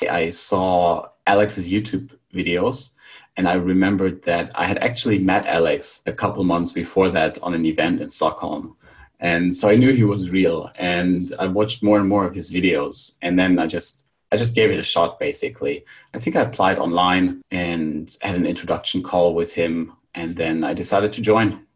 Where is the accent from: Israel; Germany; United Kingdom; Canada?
Germany; moved away as an adult; also born or lived in Barcelona, Spain / Krakow, Poland; now in Bulgaria; I'm from Germany